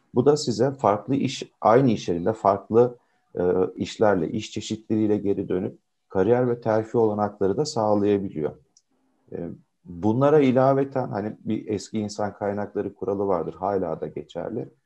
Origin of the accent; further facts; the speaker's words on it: Konya, Turkey; 79 Konya doğumluyum.